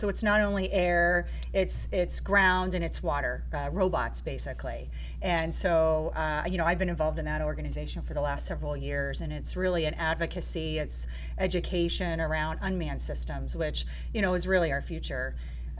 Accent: Daytona Beach, Florida, United States; I was born and raised in Daytona Beach

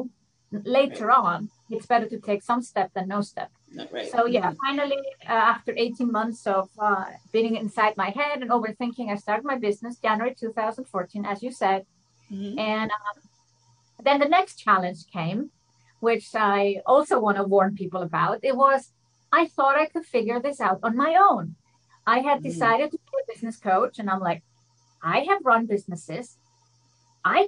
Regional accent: Iceland; moved away as an adult; now in Switzerland; I'm from Iceland. I love the connection to my home country.

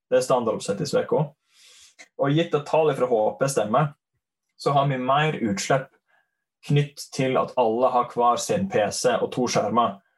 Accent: Leikanger, Vestland, Norway; Um, jeg hører kanskje at jeg er fra Sogn. Sogning fra Leikanger.

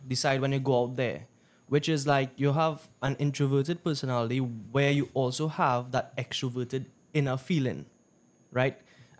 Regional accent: Trinidad & Tobago; No. I'm Indian. Indo

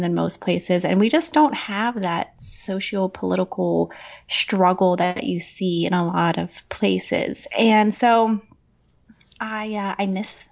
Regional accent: central Pennsylvania, United States; moved away as an adult; I had moved about 6 years ago now back to my hometown in central Pennsylvania

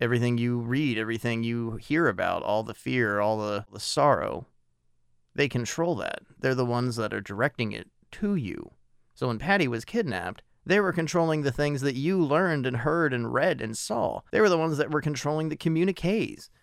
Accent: United States; I am an American

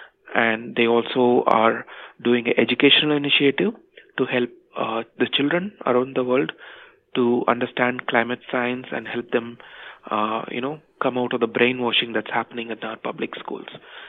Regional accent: India; I was born and raised in India, a country that was witness to widespread poverty in the 80s and 90s.

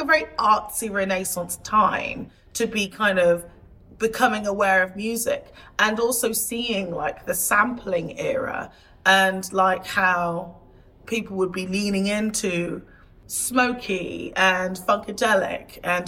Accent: Portishead, South West England, United Kingdom; So I grew up in a small town outside of Bristol, Portishead. For the first, like, good 10, 11 years of my life, I spent all of my time in this small town.

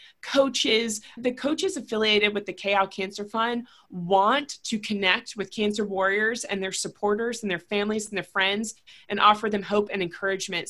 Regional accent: Raleigh, North Carolina, United States; I'm born and raised in Raleigh. I still have family here.

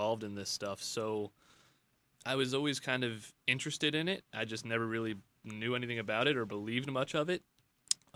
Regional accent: Long Island, New York, United States; now in Auburn Hills, United States; originally I'm from New York

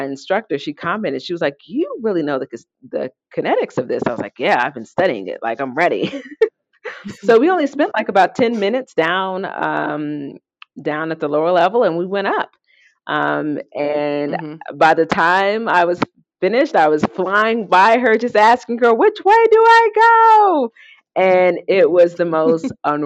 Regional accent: Indiana, United States; moved away as an adult; now in Colorado, United States; I moved out here in Indiana

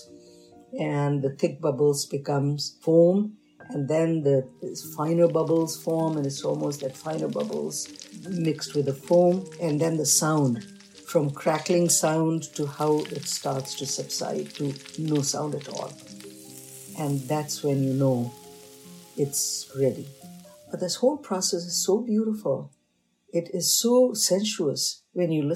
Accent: North India, India; moved away; I was raised in North, but I have a parental heritage of South

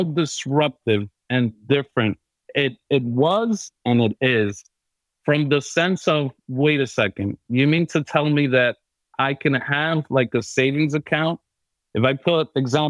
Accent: New York City, New York, United States; I was born and raised in New York City

